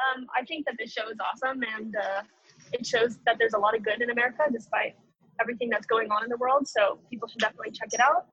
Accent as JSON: {"language": "English", "region": "Southern California", "country": "United States", "tie": "born or raised there", "said": "growing up in Southern California"}